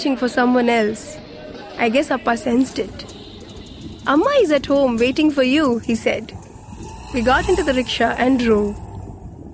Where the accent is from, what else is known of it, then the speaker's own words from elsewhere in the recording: Thanjavur, Tamil Nadu, India; I grew up in Thanjavur, a village in Tamil Nadu.